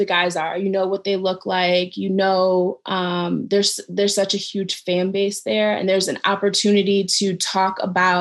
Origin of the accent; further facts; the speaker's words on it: Cleveland, Ohio, United States; moved away; I'm from Cleveland